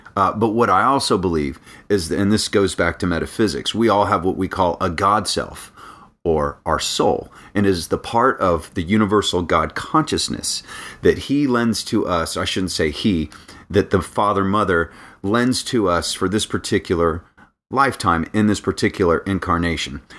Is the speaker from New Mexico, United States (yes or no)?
no; Daytona Beach, Florida, United States; also born or lived in North Carolina; now in Orlando, United States; I grew up in Daytona Beach. So, I'm from the beach